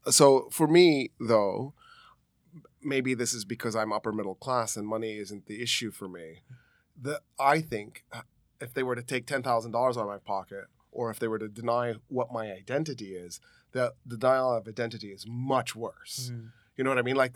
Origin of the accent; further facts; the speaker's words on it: Egypt; they would ask, "Where are you from?" and then I would say, "I'm Egyptian." and I would get no way, not possible.